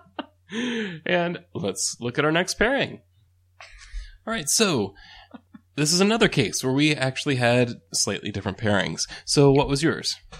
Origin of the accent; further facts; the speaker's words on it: United States; as an American